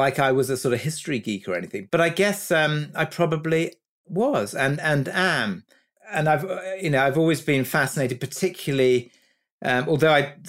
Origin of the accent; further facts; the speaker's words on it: Kuwait; also born or lived in Egypt; I was brought up in the Middle East. I was born in Kuwait, actually, and my parents lived there, and we spent a lot of time in Egypt.